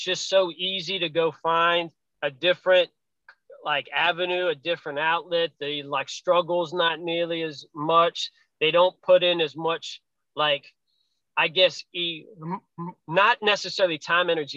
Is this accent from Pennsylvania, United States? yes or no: yes; Pennsylvania, United States; now in Virginia, United States; I come from Pennsylvania. I live in Virginia now. But when I was in Pennsylvania growing up